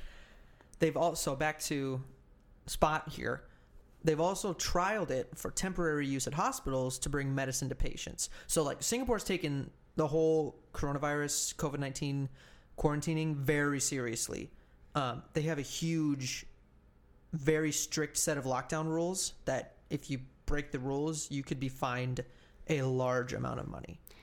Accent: United States

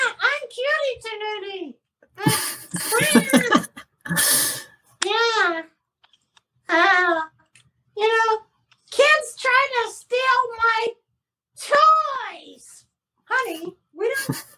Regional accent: Oak Park, Illinois, United States; moved away as an adult; now in Los Angeles, United States; in Oak Park, which is my hometown.

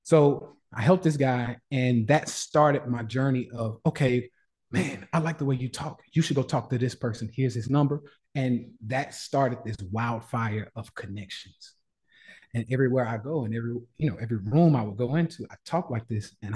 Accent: Nashville, Tennessee, United States; I'm from the South, born and raised in Nashville, Tennessee

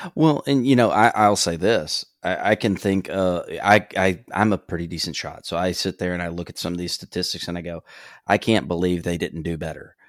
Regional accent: Gulf Coast, United States; growing up on the Gulf Coast

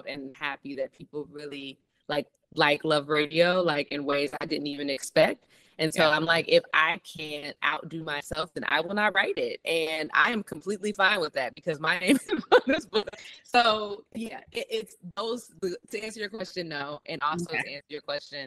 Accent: Detroit, Michigan, United States; growing up in Detroit and listening to like all the morning radio shows

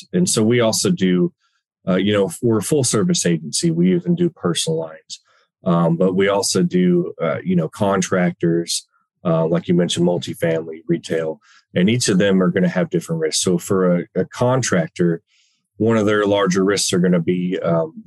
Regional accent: Dallas-Fort Worth area, Texas, United States; I'm from the Dallas-Fort Worth area, born and raised

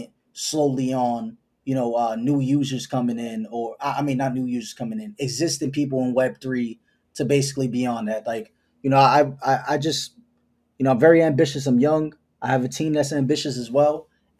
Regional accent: New York City, New York, United States; I just come from that hustler spirit because I'm from New York City

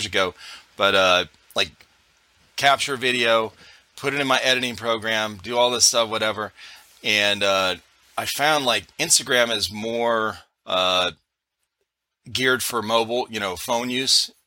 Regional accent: Cleveland, Ohio, United States; now in South Carolina, United States; we're originally from Cleveland, Ohio

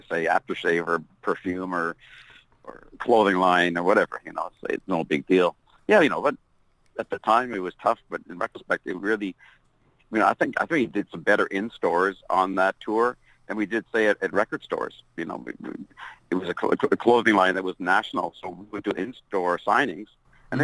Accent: Canada; being a Canadian band and a new young Canadian band

